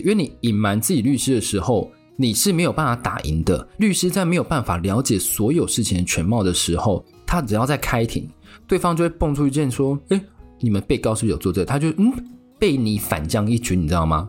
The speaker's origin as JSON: {"language": "Chinese", "country": "Taiwan", "said": "我们台湾人"}